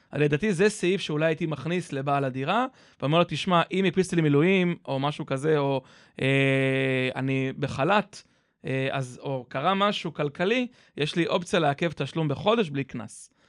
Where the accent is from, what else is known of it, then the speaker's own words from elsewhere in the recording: Kfar Saba, Central District, Israel; אני מכפר סבא